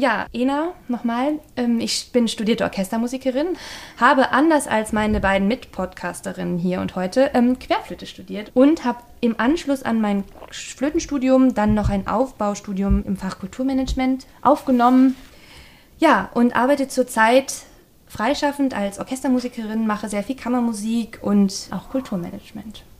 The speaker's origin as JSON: {"language": "German", "area": "the West", "region": "West Germany", "country": "Germany", "tie": "born or raised there", "said": "Ich bilde den westlichen Gegenpol hier"}